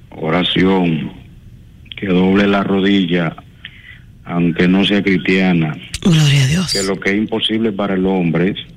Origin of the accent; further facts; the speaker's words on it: La Vega, Dominican Republic; yo trabajo en Santo Domingo y soy de La Vega